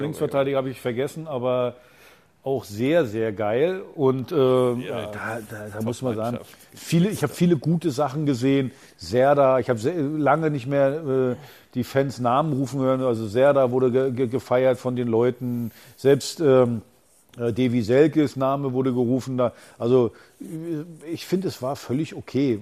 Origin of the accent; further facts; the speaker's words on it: Berlin, Germany; wir als Berliner